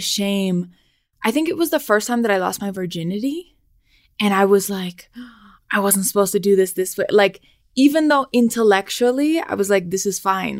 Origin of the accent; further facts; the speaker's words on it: Los Angeles, California, United States; now in Mexico City, Mexico; I'm from the San Fernando Valley in Los Angeles.